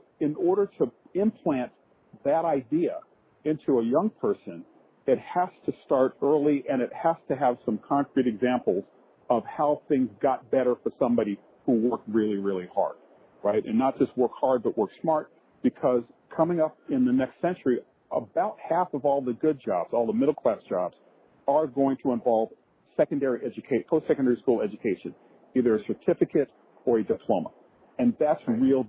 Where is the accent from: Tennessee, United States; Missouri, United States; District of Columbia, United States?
Tennessee, United States; Chattanooga; I grew up in Chattanooga, Tennessee